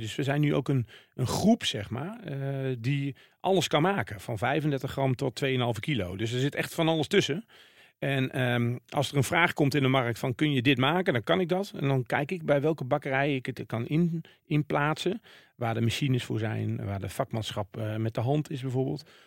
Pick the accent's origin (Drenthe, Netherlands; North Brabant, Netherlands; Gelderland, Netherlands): North Brabant, Netherlands; Waalwijk; ik kom natuurlijk uit Waalwijk